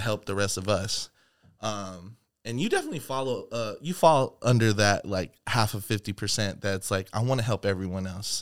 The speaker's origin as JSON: {"language": "English", "town": "Seattle", "region": "Washington", "country": "United States", "said": "Seattle, Washington"}